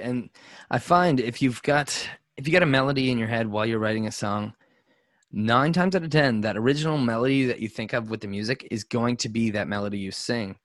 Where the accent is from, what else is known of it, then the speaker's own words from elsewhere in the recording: Nova Scotia, Canada; also born or lived in Alberta; We're guys from Nova Scotia, small place